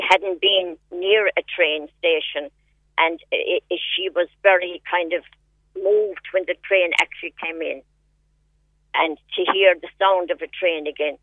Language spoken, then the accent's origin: English; Buttevant, Munster, Ireland